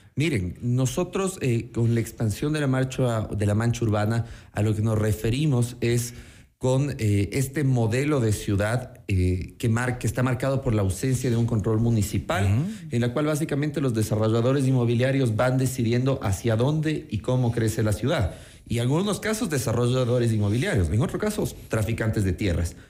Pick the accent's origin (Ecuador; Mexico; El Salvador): Ecuador; Quito, Pichincha; soy un quiteño que ama su ciudad